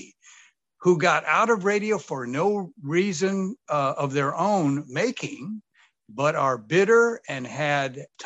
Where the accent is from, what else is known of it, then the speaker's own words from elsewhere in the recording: Sacramento, California, United States; I grew up here. This is my hometown.